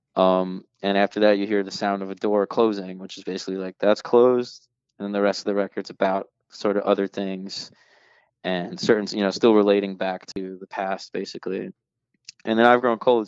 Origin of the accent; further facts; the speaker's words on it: United States; as an American and as a voter